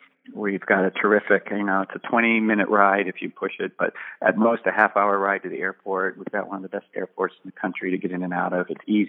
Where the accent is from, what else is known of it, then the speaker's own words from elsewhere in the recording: Boston, Massachusetts, United States; moved away as an adult; also born or lived in Arizona; now in St. Petersburg, United States; And that's where I come from.